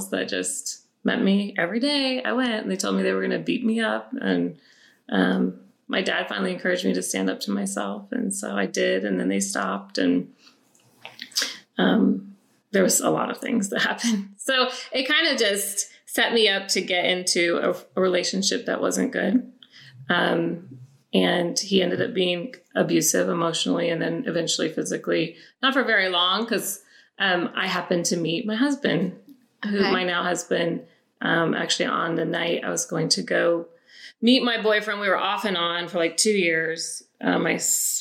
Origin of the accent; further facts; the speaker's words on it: Kearney, Nebraska, United States; I grew up in Nebraska